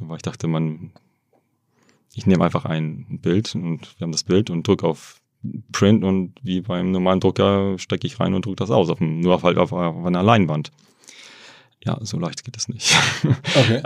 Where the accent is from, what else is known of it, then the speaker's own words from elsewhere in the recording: Germany; also born or lived in Hamburg / Wrocław; ich habe ja in Deutschland ähm, bin ich aufgewachsen und, äh, und studiert.